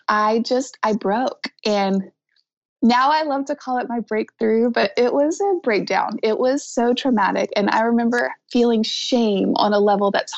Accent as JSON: {"language": "English", "region": "the South", "country": "United States", "said": "I'm from the South"}